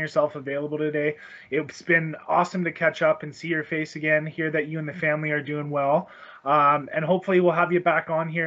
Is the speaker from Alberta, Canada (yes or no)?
yes; Banff, Alberta, Canada; I was born in Banff